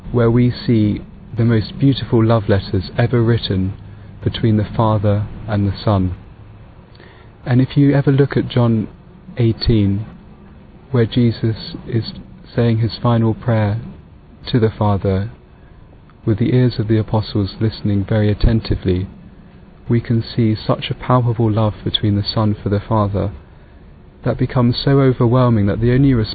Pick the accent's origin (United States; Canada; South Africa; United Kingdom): United Kingdom; I'm from United Kingdom